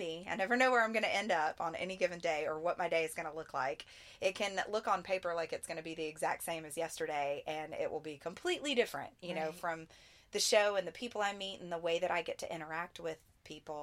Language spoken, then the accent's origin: English; right outside of Nashville, Tennessee, United States; since I'm a Southern girl, I grew up here right outside of Nashville